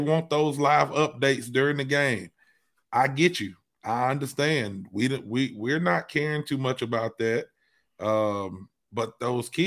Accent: Alabama, United States; I'm from Alabama

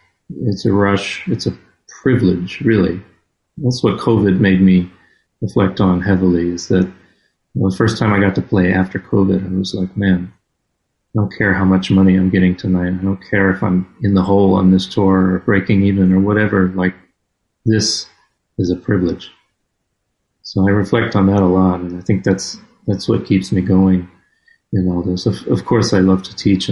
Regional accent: Florida, United States; an hour away from where I grew up in Florida

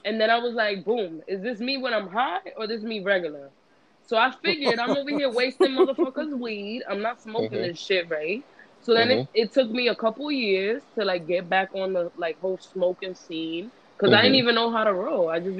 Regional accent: Passaic, New Jersey, United States; moved away as an adult; also born or lived in Bronx, New York; now in New York, United States; I'm from North Jersey, Passaic, New Jersey.

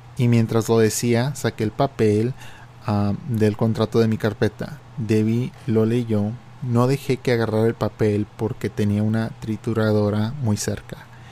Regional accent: Mexico; moved away; en mi infancia y en México, porque cuando yo vivía en México

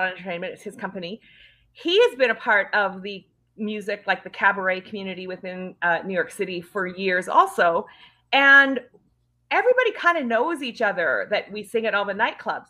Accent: Northern Saskatchewan, Canada; I'm actually from Canada. I'm from Northern Saskatchewan originally

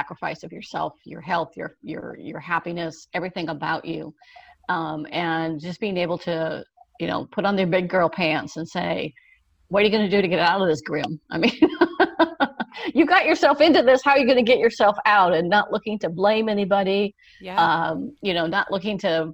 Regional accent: California, United States; also born or lived in Wheeling, West Virginia; I was born in Wheeling, West Virginia, but we moved to California when I was 5 years old

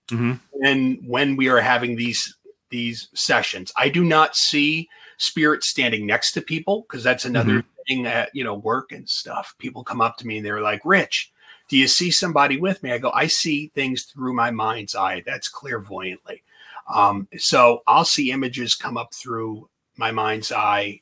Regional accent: Lodi, New Jersey, United States; also born or lived in Morris County, New Jersey; I grew up in Lodi, and Garfield was right next to Lodi

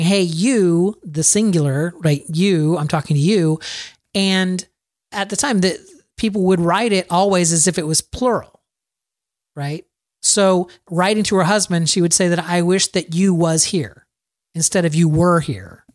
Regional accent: Plant City, Florida, United States; my hometown, Plant City, Florida

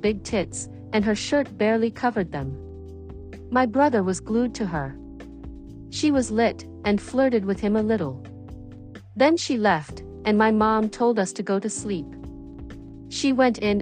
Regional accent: New York, United States; also born or lived in White Plains, New York; I grew up in the Bronx

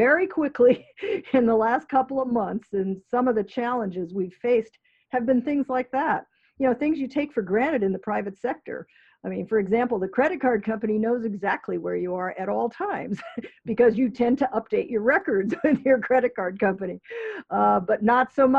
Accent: San Francisco, California, United States; now in Connecticut, United States; I'm from San Francisco

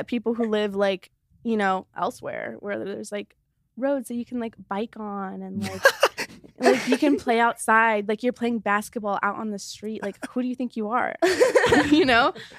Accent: Los Angeles, California, United States; Yeah, I grew up in Echo Park.

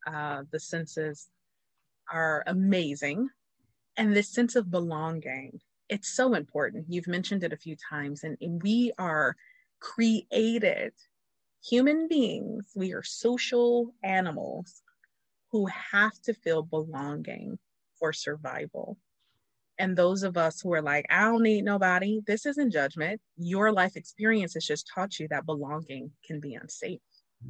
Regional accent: Ohio, United States; We're both from Ohio.

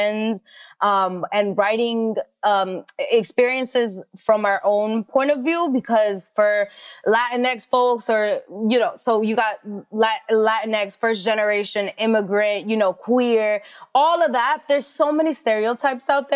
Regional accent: New York City, New York, United States; I'm from Queens.

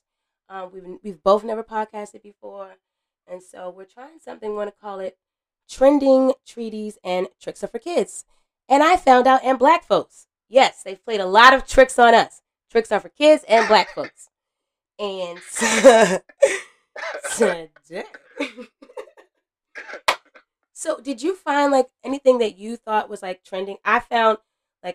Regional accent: United States; I'm from America

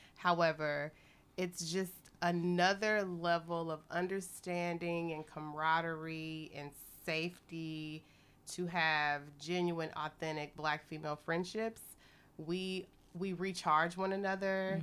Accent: Texas, United States; moved away as an adult; now in Beijing, China; from Texas

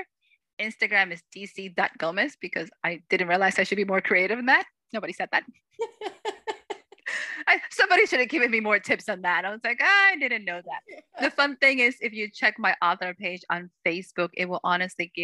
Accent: Salem, Massachusetts, United States; I was blessed to grow up in a place that was full of history

